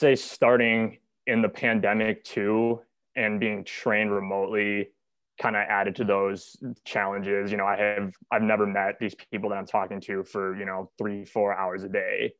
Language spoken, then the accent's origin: English; Minneapolis, Minnesota, United States; I'm from Minneapolis, Minnesota, born and raised.